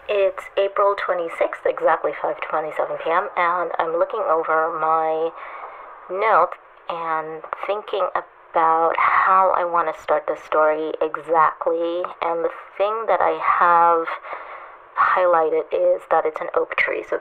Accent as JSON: {"language": "English", "country": "Trinidad & Tobago", "tie": "born or raised there", "said": "it reminded me a lot of growing up in Trinidad when I was a kid, I used to climb up into my grandmother's cherry tree."}